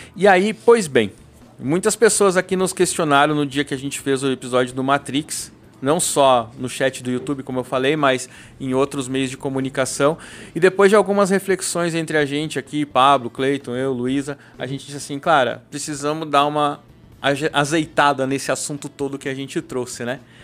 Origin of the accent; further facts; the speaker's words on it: South Region, Brazil; moved away as an adult; now in São Paulo, Brazil; quando eu saí do Sul, eu trabalhava numa empresa, uma multinacional lá no Sul